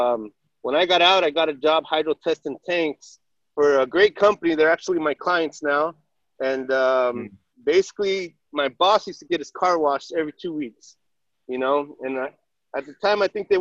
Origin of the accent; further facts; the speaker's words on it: Orange County, Southern California, United States; I grew up right here in Orange County in Southern California